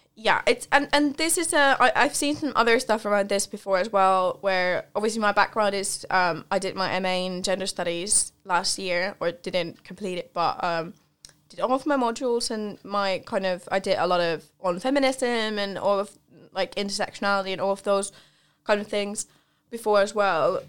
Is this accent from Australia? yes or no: no; Central Finland, Finland; moved away; I grew up in Finland and I'm from, I'm from central Finland, but compared to here, it's a lot more north.